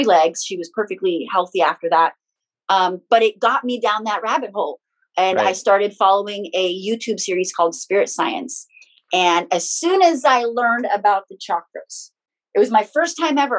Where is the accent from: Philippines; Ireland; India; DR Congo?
Philippines; moved away; I'm born and raised in the Philippines